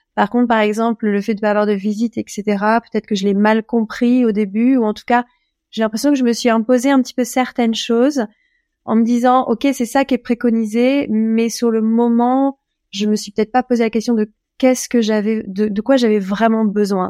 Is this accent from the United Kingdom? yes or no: no; France; moved away as an adult; now in Portugal; Je suis française, j'ai 38 ans. ça fait 5 ans, un peu plus de 5 ans que je vis au Portugal